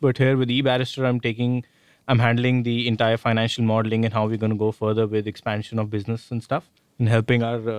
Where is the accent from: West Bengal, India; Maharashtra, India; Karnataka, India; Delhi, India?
Delhi, India; New Delhi; from Delhi, India. New Delhi, India.